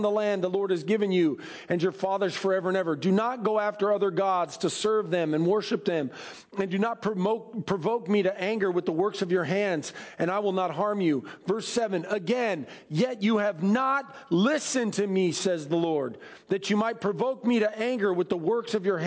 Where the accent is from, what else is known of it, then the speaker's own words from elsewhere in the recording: United States; I love America and I love being American